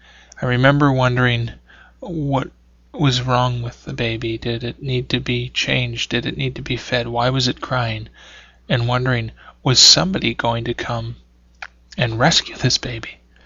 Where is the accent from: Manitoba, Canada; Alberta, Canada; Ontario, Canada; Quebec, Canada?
Ontario, Canada; Sudbury; an author from Sudbury. Wow, an author from my hometown